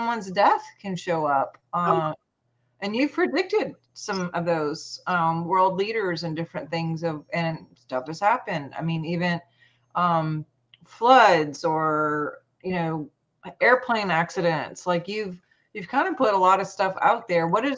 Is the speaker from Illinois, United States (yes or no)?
no; Montana, United States; now in Louisiana, United States; I'm actually from Montana